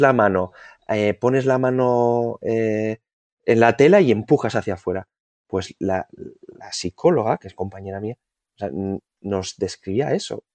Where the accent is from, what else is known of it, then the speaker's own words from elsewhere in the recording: Vitoria-Gasteiz, Basque Country, Spain; Yo soy de, de Vitoria